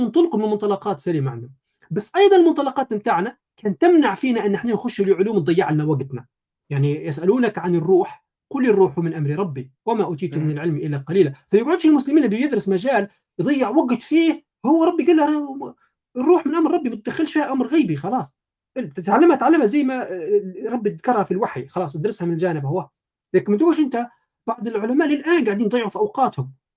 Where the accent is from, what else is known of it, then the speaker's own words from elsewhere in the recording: Janzour, Tripoli District, Libya; ولدت في ليبيا طرابلس جنزور آه، يعني مواليد 92